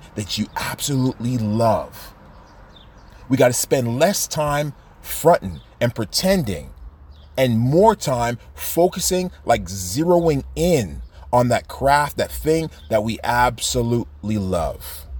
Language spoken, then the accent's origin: English; Toronto, Ontario, Canada; we're from the city of Toronto.